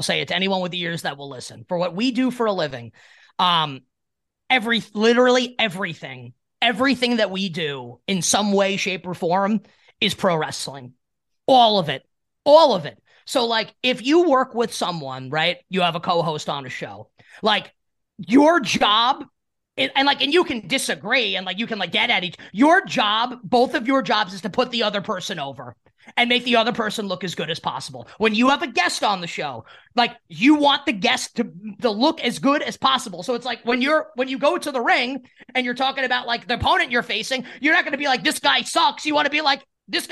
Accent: New York, United States; as a New Yorker

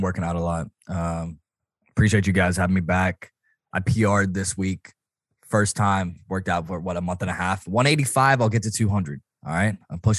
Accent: Memphis, Tennessee, United States; born or raised there

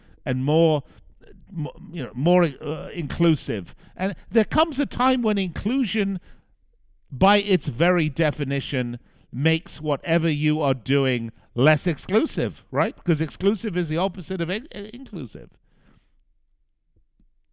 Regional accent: United Kingdom; I'm British.

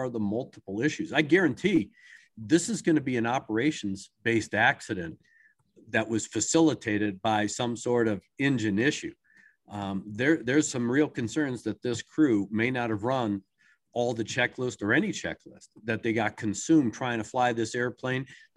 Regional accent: Maryland, United States; I grew up in Maryland.

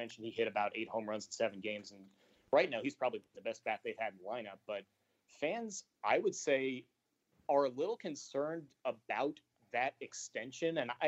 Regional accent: St. Louis, Missouri, United States; moved away; I grew up in St. Louis. I'm going to be moving back to the area in a couple of weeks

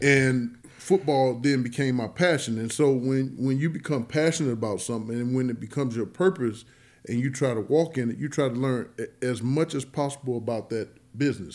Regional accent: East St. Louis, Illinois, United States; born or raised there

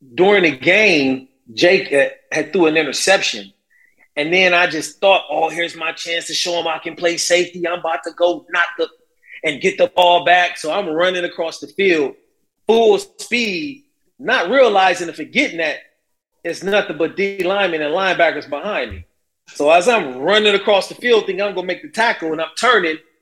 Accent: Carson, California, United States; Growing up 10 minutes down the street in Carson, uh, California

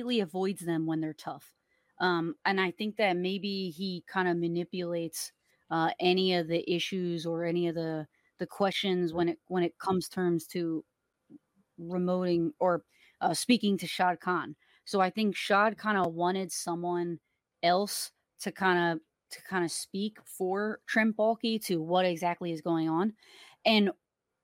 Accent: New Jersey, United States; accent: South Jersey Philly; moved away as an adult; also born or lived in Philadelphia, Pennsylvania; now in Miami, United States; I'm from South Jersey, like cool. New Jersey, and I will spend a lot of time in Philly

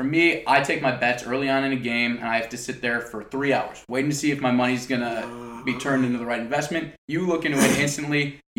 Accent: Chicago, Illinois, United States; I'm from Chicago

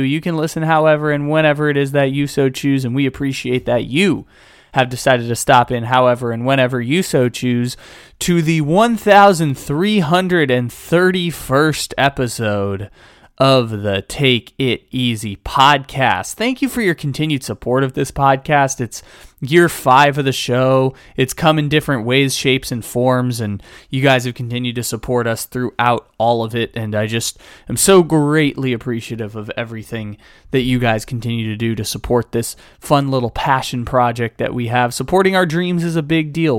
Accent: San Diego, California, United States; also born or lived in Sacramento; I'm from San Diego, it's the baseball team I grew up watching

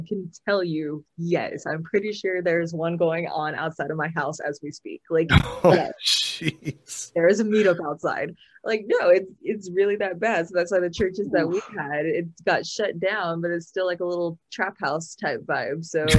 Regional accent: San Bernardino, California, United States; I'm from San Bernardino

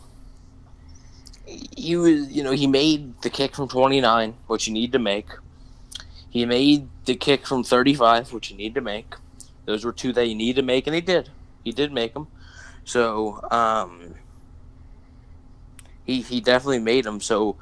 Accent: Philadelphia, Pennsylvania, United States; I'm from Philly

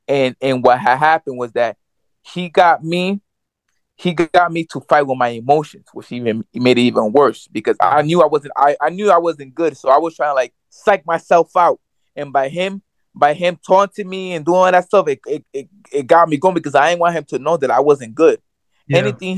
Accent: New York, United States; I'm from New York.

